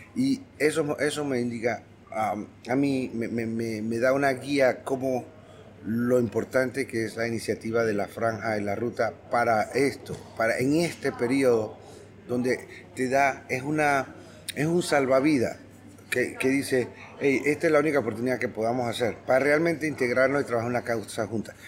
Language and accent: Spanish; Panama; como panameños